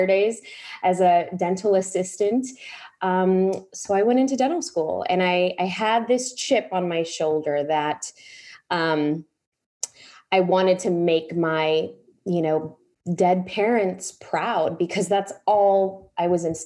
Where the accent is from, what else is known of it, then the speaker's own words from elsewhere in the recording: Chicago, Illinois, United States; I was born and raised in Chicago to immigrant parents